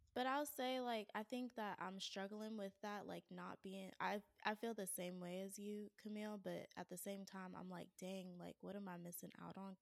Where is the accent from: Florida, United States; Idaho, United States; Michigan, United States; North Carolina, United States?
North Carolina, United States; Raleigh; moved away as an adult; also born or lived in Atlanta / California; I had to move back to my hometown, and Raleigh is not a small town